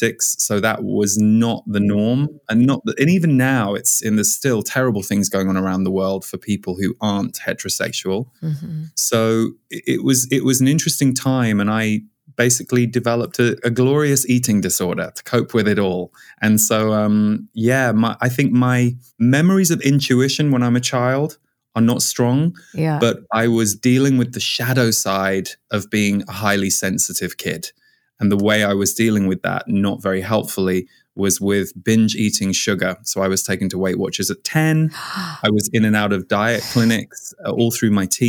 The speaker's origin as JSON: {"language": "English", "town": "Windsor", "region": "South East England", "country": "United Kingdom", "tie": "born or raised there", "also_born_or_lived": "Birmingham, United Kingdom / Boulder, Colorado", "moved": "as an adult", "lives_now": "California, United States", "said": "we moved from where I was born in Birmingham in the UK to when I was 6 years old, we moved just outside Windsor."}